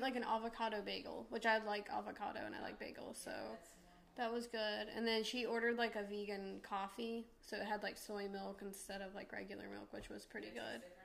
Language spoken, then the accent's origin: English; New Hampshire, United States; now in Florida, United States; I'm from New Hampshire and it snows